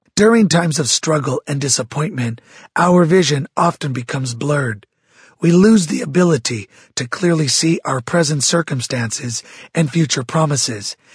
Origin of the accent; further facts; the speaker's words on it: Santa Barbara, California, United States; I was raised in Santa Barbara, California, the youngest of six children